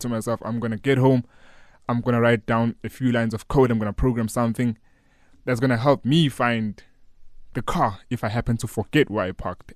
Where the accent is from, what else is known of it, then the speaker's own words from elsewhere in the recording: Newcastle, KwaZulu-Natal, South Africa; I grew up in Newcastle, a small town in K Z N